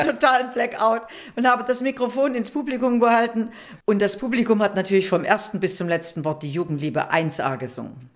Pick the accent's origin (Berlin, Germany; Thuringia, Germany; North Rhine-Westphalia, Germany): Thuringia, Germany; Weimar; moved away as an adult; also born or lived in Düsseldorf; ich bin in Oberweimar geboren